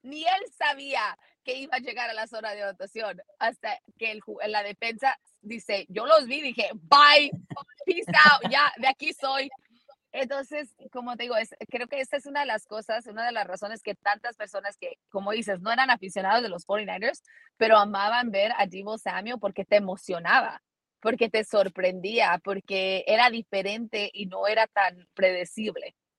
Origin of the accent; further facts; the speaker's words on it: United States; moved away as an adult; also born or lived in Mexico; yo nací en Estados Unidos